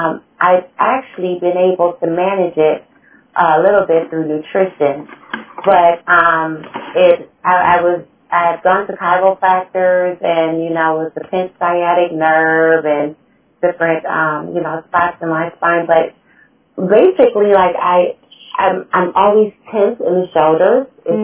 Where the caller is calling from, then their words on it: Cleveland, Ohio, United States; I am joining you from Cleveland, Ohio, in the great old U.S. of A.